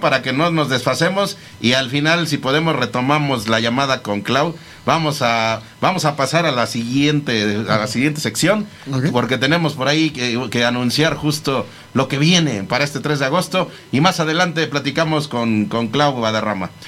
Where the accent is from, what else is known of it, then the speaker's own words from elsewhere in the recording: Mexico; como mexicanos a veces cuesta trabajo